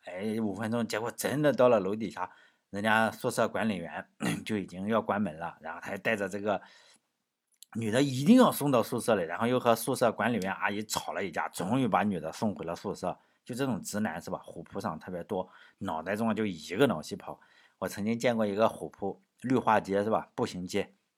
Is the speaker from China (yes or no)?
yes; China; 我们中国人